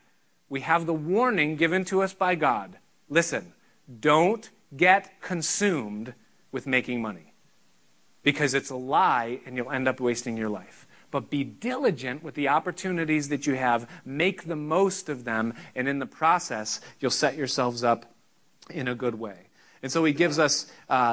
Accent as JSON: {"language": "English", "country": "United States", "said": "I'm an American fully"}